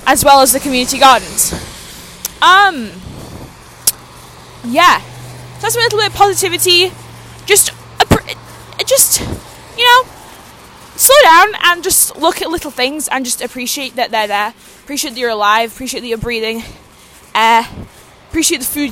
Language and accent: English; Canada; as a Canadian, which I am, where I live currently